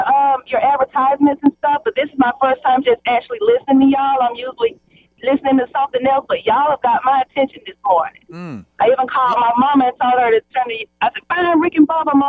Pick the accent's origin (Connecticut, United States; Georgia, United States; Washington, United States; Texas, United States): Georgia, United States; Peach County; I'm actually from Peach County, Georgia.